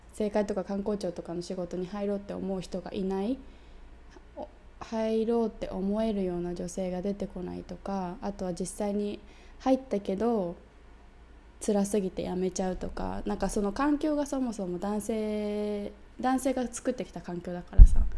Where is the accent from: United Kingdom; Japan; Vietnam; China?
United Kingdom; 私イギリス人だから